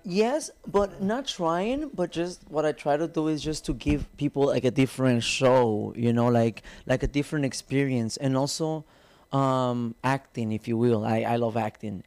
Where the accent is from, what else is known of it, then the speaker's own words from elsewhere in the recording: Tijuana, Baja California, Mexico; also born or lived in Guadalajara, Jalisco; I'm from Tijuana, Mexico. Um, I was born there, born and raised there.